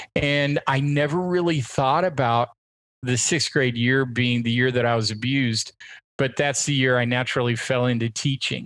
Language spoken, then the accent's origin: English; Portland, Oregon, United States; born or raised there